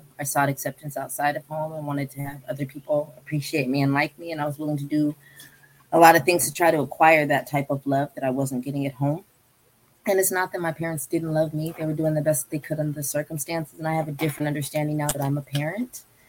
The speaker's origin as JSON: {"language": "English", "town": "San Francisco", "region": "California", "country": "United States", "tie": "born or raised there", "said": "But I grew up on South Market most of the time, and I lived in South San Francisco."}